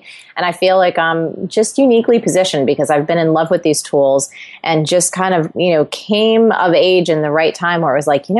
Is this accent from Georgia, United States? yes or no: no; New Jersey, United States; I'm Italian. I love to eat. I am goofy. I'm from New Jersey.